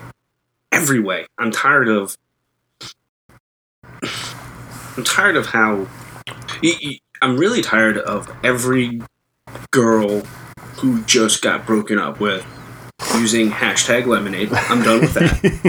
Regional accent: New York, United States; being a New Yorker

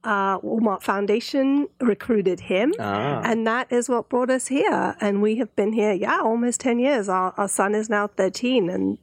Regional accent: London, United Kingdom; moved away as an adult; also born or lived in California; now in Northwest Arkansas, United States; So I was born and brought up in England, in London, and met my husband out there, and he's American Indian.

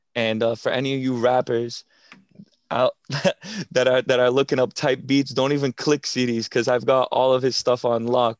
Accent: Revere, Massachusetts, United States; your regular twenty-two-year-old from Boston, born and raised in Revere

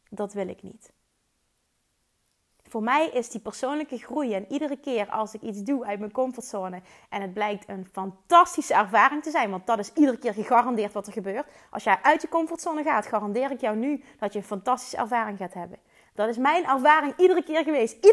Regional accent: Limburg, Netherlands; Ik kom uit Limburg, maar ze waarschijnlijk vinden waarschijnlijk mijn accent wel super stom.

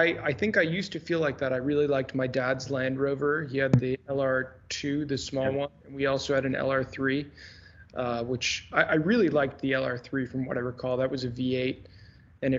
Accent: United States; as an American guy

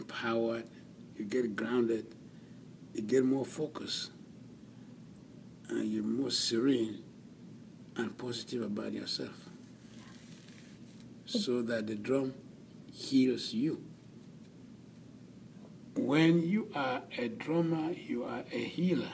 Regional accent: Cameroon; I am from Cameroon, which is Central or West Africa

